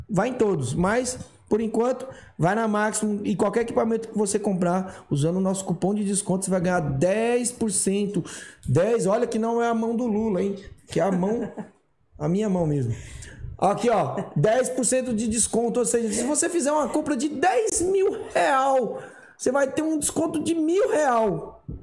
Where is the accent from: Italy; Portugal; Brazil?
Brazil; Guarujá, São Paulo; Sou do Guarujá, natural. Caiçara.